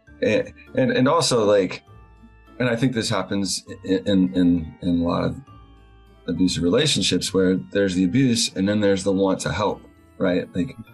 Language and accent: English; the South, United States; I grew up in the South